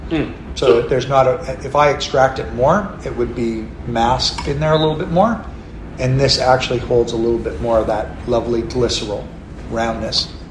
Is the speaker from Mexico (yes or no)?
no; McLaren Vale, South Australia, Australia; And I go, no, I'm from McLaren Vale.